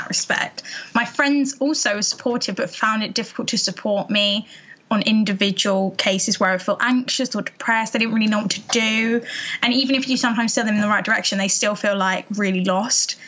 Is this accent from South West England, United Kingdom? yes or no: no; Essex, East of England, United Kingdom; I'm 20 from Essex.